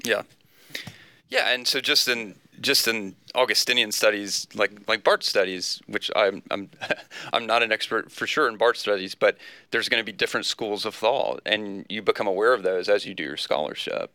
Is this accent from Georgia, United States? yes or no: yes; South Georgia, United States; I'm from South Georgia